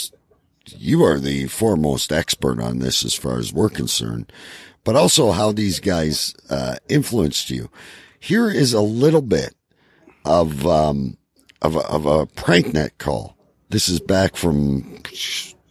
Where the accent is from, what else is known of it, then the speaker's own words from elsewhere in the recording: Windsor, Ontario, Canada; my hometown, folks, of Windsor, Ontario